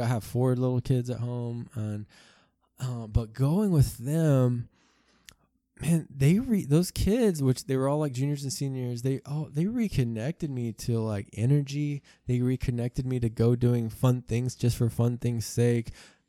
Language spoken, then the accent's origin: English; South Africa; born there; I was born in South Africa, and they were missionaries.